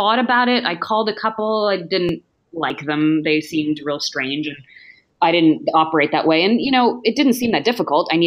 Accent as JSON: {"language": "English", "region": "Northern California", "country": "United States", "tie": "born or raised there", "also_born_or_lived": "New England", "said": "I was born in Northern California, and then we quickly moved to New England for a while. My dad was a professor at Penn State. But then we moved back to Northern California when I was about six. So I really don't remember the East Coast. I feel like a native Californian"}